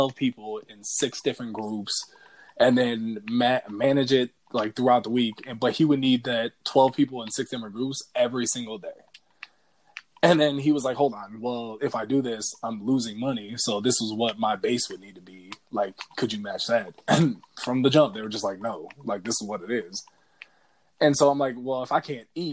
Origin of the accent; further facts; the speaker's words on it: Minnesota, United States; also born or lived in North Dakota; we are from Minnesota